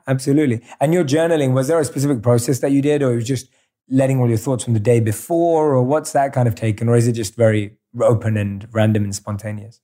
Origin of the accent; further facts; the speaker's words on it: London, United Kingdom; moved away; growing up in London.